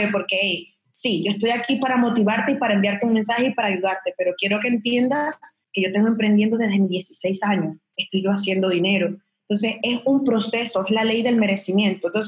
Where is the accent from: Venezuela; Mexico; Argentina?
Venezuela; moved away; yo cuando me vine de Venezuela ya tenía como 15 mil seguidores y eran todos, eran todos maracuchas, eran todos de Venezuela.